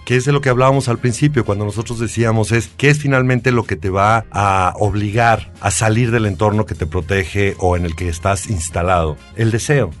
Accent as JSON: {"language": "Spanish", "region": "Aguascalientes", "country": "Mexico", "said": "Yo soy de Aguascalientes, justamente donde se filmó La Pasión"}